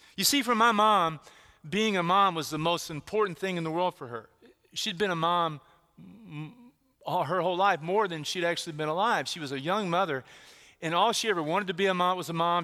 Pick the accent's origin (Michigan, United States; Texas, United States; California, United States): Texas, United States; where I grew up, where I grew up in Texas